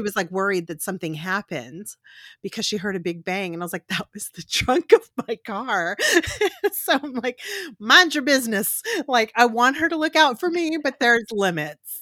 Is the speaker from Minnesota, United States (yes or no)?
no; Corpus Christi, Texas, United States; I'm from South Texas, I'm from Corpus Christi